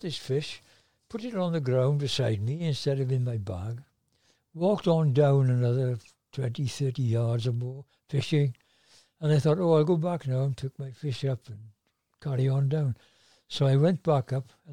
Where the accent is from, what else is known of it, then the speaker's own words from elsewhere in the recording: Tonypandy, Wales, United Kingdom; now in Tonyrefail, United Kingdom; I was from Tonopandy originally. And I lived above what was then the 50 shilling tailors